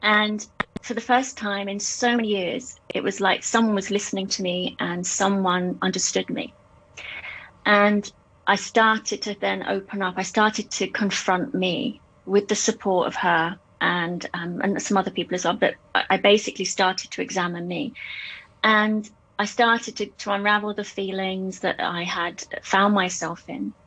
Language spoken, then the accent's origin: English; England, United Kingdom; moved away as an adult; now in Hong Kong; I'm from England originally, and I came to Hong Kong in 1996